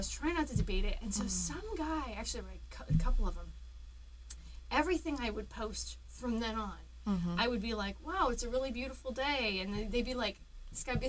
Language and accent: English; Centerville, Ohio, United States; I grew up in Centerville, which is a suburb of Dayton